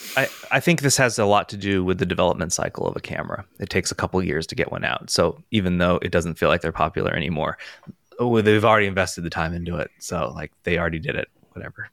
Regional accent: United States; I'm gonna say it as an American, Z eight

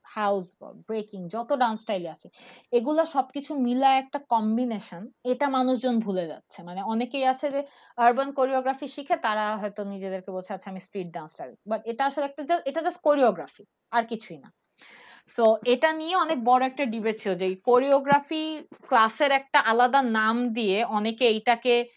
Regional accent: Dhaka, Dhaka Division, Bangladesh; moved away as an adult; আমার জন্ম আর আমার বেড়ে ওঠা হচ্ছে ঢাকা ইউনিভার্সিটি ক্যাম্পাসে

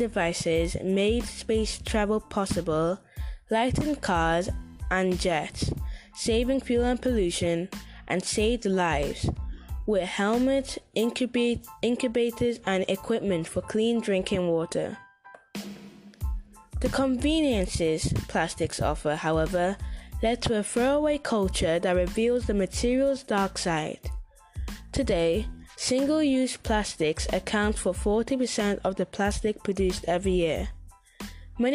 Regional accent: Manchester, North West England, United Kingdom; I'm from Manchester in UK.

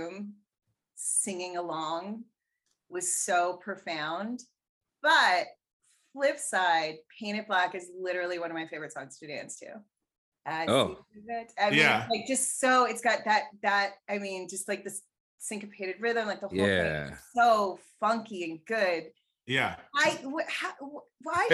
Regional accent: Canada; I'm Canadian

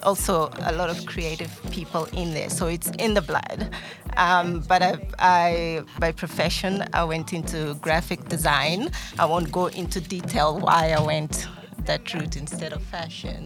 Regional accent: Mozambique; now in South Africa; from Mozambique, mm. and I'm here in South Africa

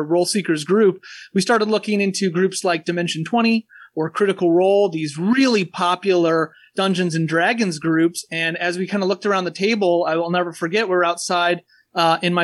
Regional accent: Porter, Indiana, United States; also born or lived in Valparaiso, Indiana / Minneapolis, Minnesota; I'm a Porter native. I was born in Valpo and lived in Porter almost my entire life.

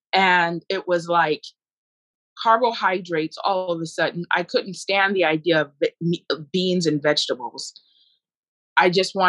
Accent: Nigeria; born there; my excuse was, I was born in Nigeria.

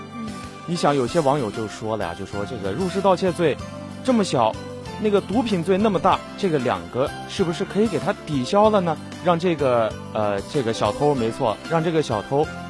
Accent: northern China, China; moved away as an adult; also born or lived in Guangdong Ocean University, Guangdong; now in Guangdong, China; 我也是来自这个很远的地方，对吧？嗯。我是从这个咱们中国的最北边儿

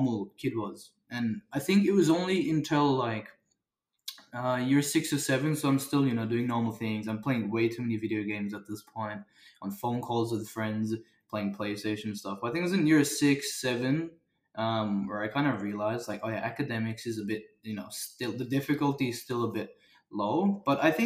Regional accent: Australia; I was born in Australia

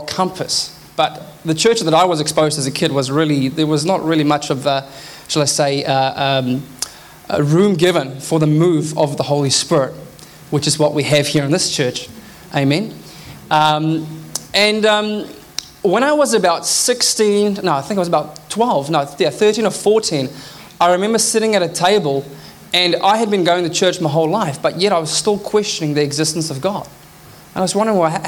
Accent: South Africa; now in Auckland, New Zealand; I grew up in South Africa

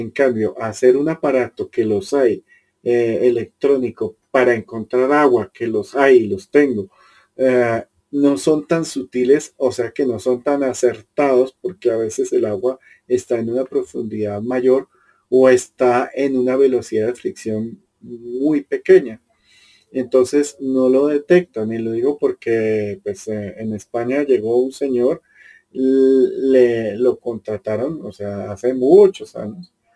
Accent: Colombia; yo soy colombiano y vivo en una cultura que es tremendamente emocional

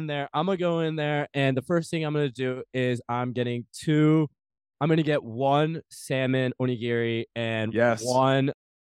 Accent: Midwest, United States; moved away; We're all from the Midwest.

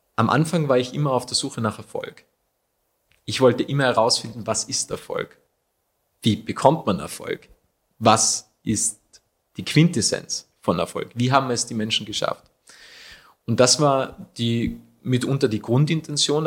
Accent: Achensee, Tyrol, Austria; Woher komme ich? Ursprünglich vom Aachensee.

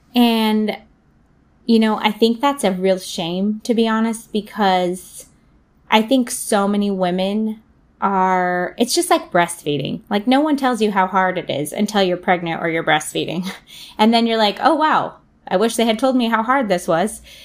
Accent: Southern California, United States; now in Portland, United States; We're actually from Southern California

